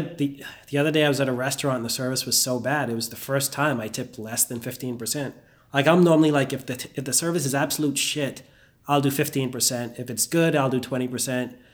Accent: Bahamas; moved away as an adult; also born or lived in Indiana; I grew up in the Bahamas

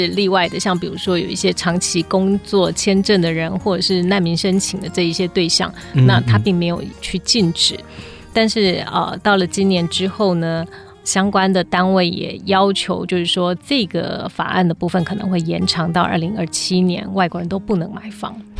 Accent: Taiwan; 那我又没有绿卡，我是台湾人，

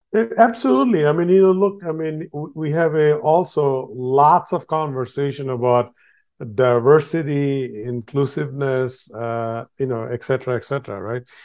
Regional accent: Bangladesh; I was born in Bangladesh

